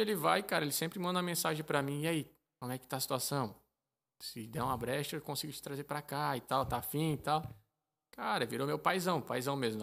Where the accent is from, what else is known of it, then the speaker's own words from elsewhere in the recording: Brazil; moved away as an adult; now in Malta; sou brasileiro